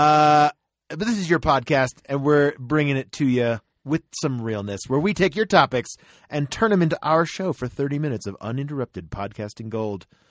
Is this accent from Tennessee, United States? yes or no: yes; Tennessee, United States; moved away; also born or lived in Florida; my home state is Tennessee, technically